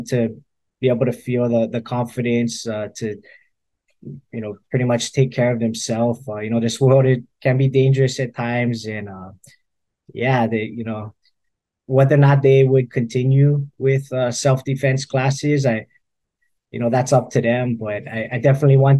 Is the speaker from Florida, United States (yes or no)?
no; Windward side, Hawaii, United States; I'm from the Windward side